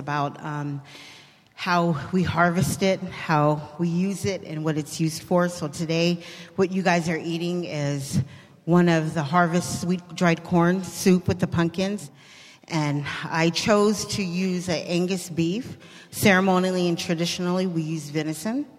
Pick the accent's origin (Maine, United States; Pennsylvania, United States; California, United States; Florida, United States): California, United States; Bay Area; I grew up here in the Bay Area with the Native community